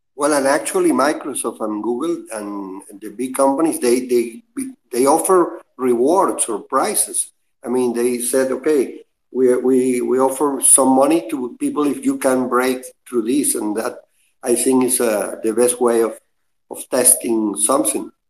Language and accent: English; Venezuela; I am from Venezuela